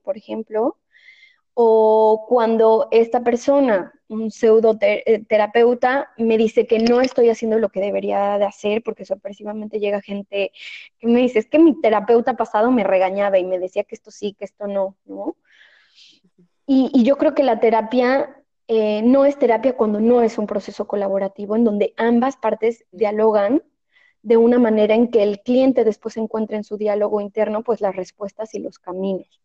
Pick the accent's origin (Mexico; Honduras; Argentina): Mexico; moved away as an adult; now in Spain; yo vivo en España, soy mexicana, pero vivo en España